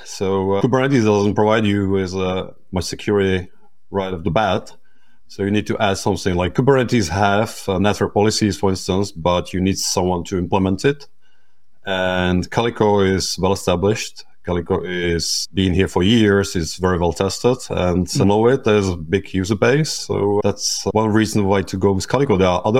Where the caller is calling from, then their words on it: Vancouver, British Columbia, Canada; I'm joining from Vancouver in Canada